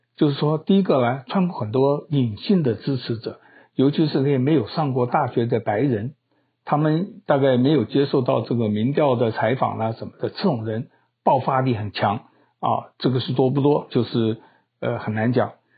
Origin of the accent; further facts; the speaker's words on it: Taiwan; 我是台湾人